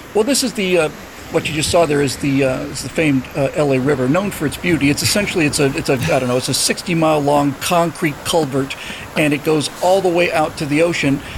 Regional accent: Bermuda; moved away; I grew up in Bermuda

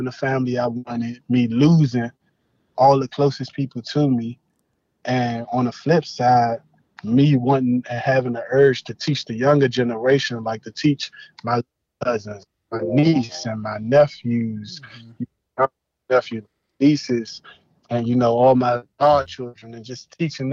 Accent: Washington, District of Columbia, United States; growing up in D.C., like actually growing up in Southeast D.C.

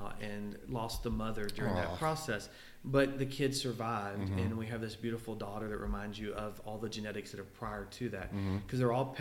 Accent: Louisville, Kentucky, United States; I'm from Louisville. I was very blessed to live out on the outskirts of town

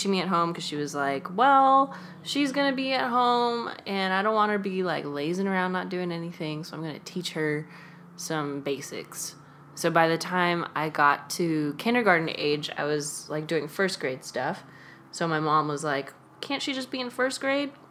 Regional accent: California, United States; So I'm from the Bay Area.

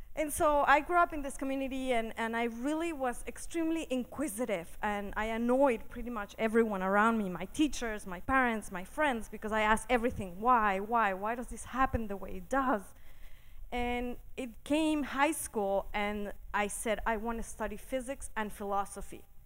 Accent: Mexico City, Mexico; I grew up in Mexico City in a fairly conservative community

